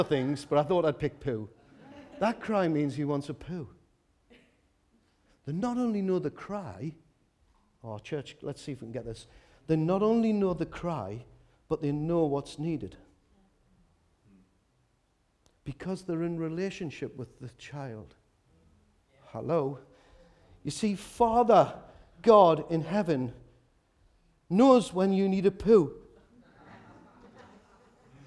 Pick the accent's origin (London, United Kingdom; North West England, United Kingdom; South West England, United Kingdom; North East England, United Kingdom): North East England, United Kingdom; Newcastle upon Tyne; I was from Walker